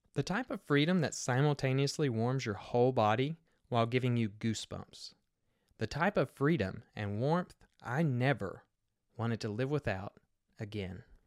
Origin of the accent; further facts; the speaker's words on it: Kentucky, United States; I grew up in the Bible Belt of Kentucky myself